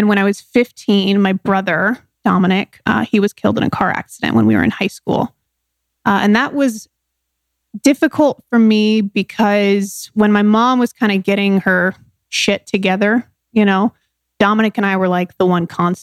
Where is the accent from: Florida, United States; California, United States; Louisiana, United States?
California, United States; San Diego; I was born in San Diego, California.